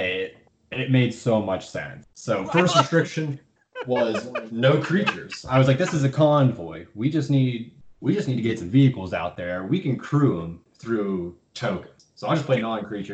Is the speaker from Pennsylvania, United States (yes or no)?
yes; Pennsylvania, United States; we're from Pennsylvania